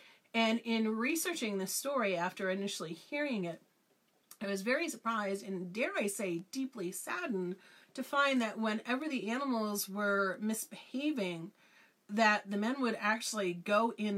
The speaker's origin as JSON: {"language": "English", "region": "Western Massachusetts", "country": "United States", "tie": "born or raised there", "also_born_or_lived": "Northampton, Massachusetts", "said": "I grew up in Western Massachusetts. I lived in Northampton for a number of years, the Connecticut River Valley."}